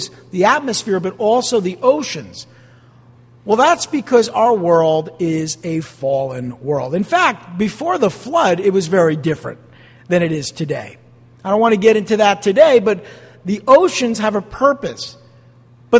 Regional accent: New Jersey, United States; I'm from Jersey

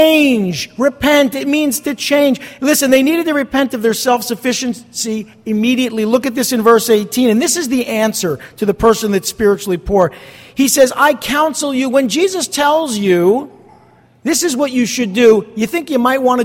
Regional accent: East Rutherford, New Jersey, United States; moved away; I grew up across the river right there in East Rutherford

